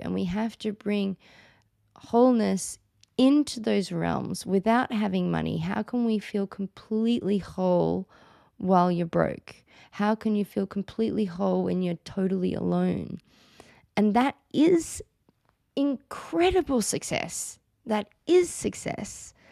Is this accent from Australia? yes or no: yes; Australia; I'm Australian, as you can all hear, and in Australia, it's not really so cool to change your name